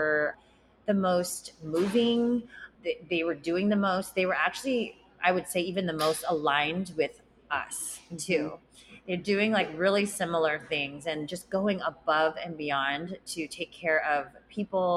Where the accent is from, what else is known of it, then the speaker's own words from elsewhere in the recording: San Diego, California, United States; I grew up in Rancho Bernardo